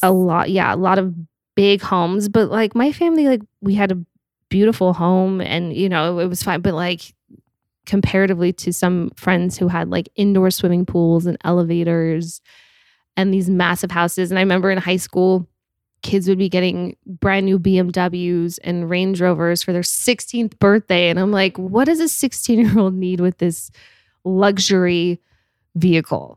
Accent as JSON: {"language": "English", "town": "Park City", "region": "Utah", "country": "United States", "tie": "born or raised there", "also_born_or_lived": "Salt Lake City, Utah", "moved": "as an adult", "lives_now": "Los Angeles, United States", "said": "grew up in Park City"}